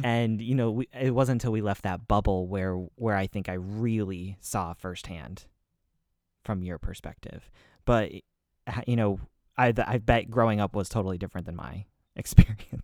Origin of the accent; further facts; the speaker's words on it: New England, United States; I'm from New England